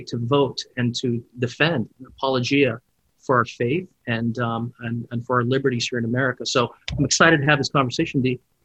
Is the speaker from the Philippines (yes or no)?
yes; Philippines; now in United States; I grew up in the Philippines and I came here